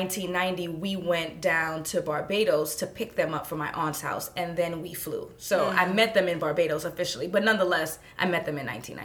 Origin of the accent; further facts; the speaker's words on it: New York City, New York, United States; accent: New Yorker, Brooklynite; I grew up in Brooklyn, New York, specifically Crown Heights. And both of my parents are from the Caribbean. They're from St. Vincent and the Grenadines, and they immigrated the year before I was born.